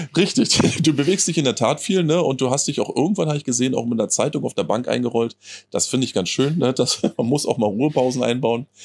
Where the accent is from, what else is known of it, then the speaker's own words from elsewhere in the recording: Friesack area, Brandenburg, Germany; moved away; meine alte Heimat, wenn du so willst. Ne? Das, ich ich fall quasi aus, der, aus meiner heimatlichen Haustür und äh, bin quasi schon in Friesack